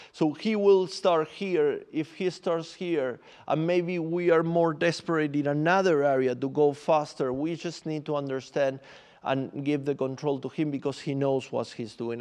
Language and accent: English; Buenos Aires, Argentina; English is a second language; moved away as an adult; also born or lived in Santiago, Chile; now in London, United Kingdom; So I'm from Argentina. I'm from Buenos Aires, and then I moved to Santiago, Chile, um, many years ago already